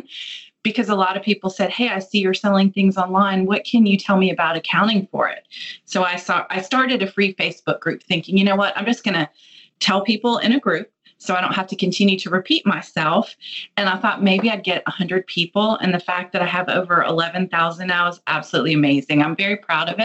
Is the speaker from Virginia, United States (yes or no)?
yes; D.C., Virginia, United States; now in Atlanta, United States; I'm a Virginia girl, but I live in Atlanta now. I grew up outside of Washington, D.C.